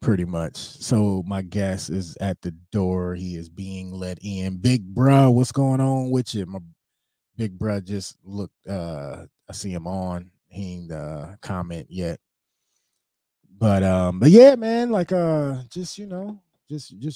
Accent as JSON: {"language": "English", "town": "Cleveland", "region": "Ohio", "country": "United States", "also_born_or_lived": "Cuyahoga Falls, Ohio", "moved": "yes", "lives_now": "Tallmadge, United States", "said": "I'm originally from Cleveland."}